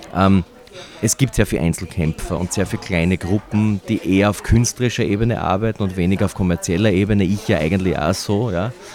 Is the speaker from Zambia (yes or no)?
no; Austria; bei uns in Wien